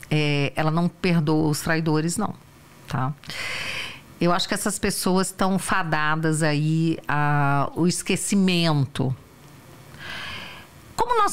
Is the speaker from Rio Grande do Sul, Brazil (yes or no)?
no; Federal District, Brazil; Eu sou do DF.